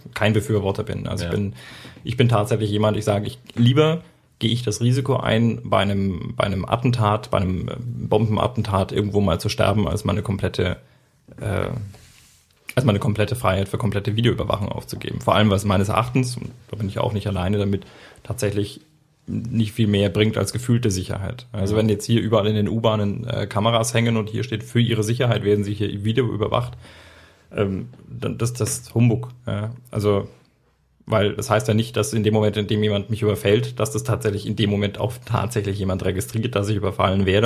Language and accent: German; Erlangen, Bavaria, Germany; wir sind in Henlohe groß geworden